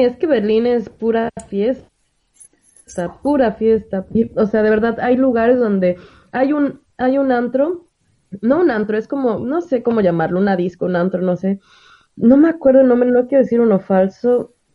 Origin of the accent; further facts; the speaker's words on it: Mexico; moved away; en mi país